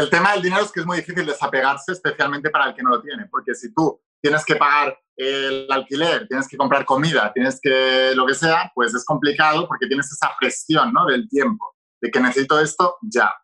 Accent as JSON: {"language": "Spanish", "town": "Barcelona", "region": "Catalonia", "country": "Spain", "also_born_or_lived": "Madrid", "moved": "as an adult", "said": "yo soy de Barcelona, pero estaba estudiando en una universidad en Madrid"}